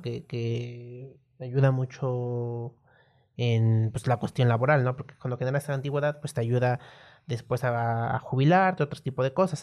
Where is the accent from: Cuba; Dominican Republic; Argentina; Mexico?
Mexico